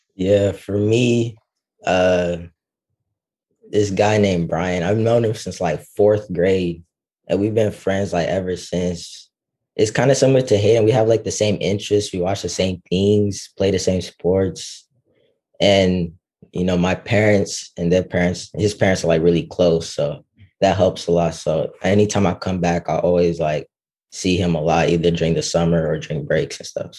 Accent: Dallas, Texas, United States; I'm from Dallas, Texas

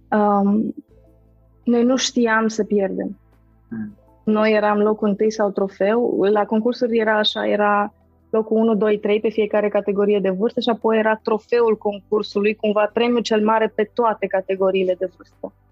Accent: Târgu Mureș, Mureș County, Romania; now in Cluj-Napoca, Romania; Sunt din Cluj, sunt în Cluj, sunt din Târgu Mureș

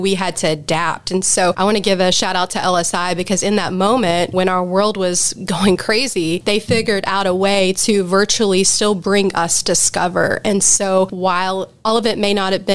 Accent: Charlestown, Indiana, United States; I grew up in Charlestown. I've been in Southern Indiana pretty much all my life

